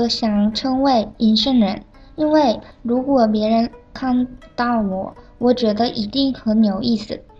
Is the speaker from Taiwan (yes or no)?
no; South Korea; Chinese is a second language; 我是来自韩国的